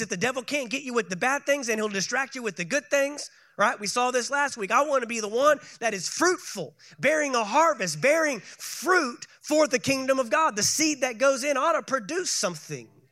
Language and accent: English; Texas, United States; moved away; my home state of Texas